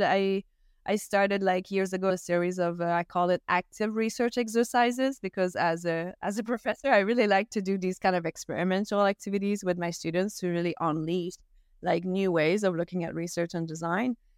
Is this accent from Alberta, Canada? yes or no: no; Gaspésie, Quebec, Canada; first language French; English is a second language; I'm Canadian, and I grew up in a small town that only speaks French as well all my life